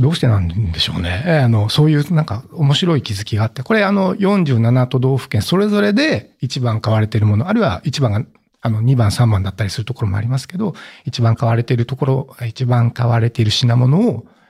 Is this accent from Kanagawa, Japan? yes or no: no; Oita, Japan; 私の地元大分県